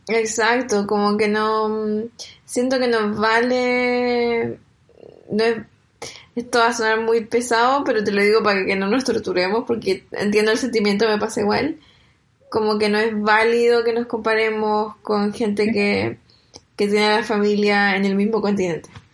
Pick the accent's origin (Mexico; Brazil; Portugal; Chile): Chile; moved away as an adult; now in Germany; cuando estoy en Chile o toda mi infancia en Chile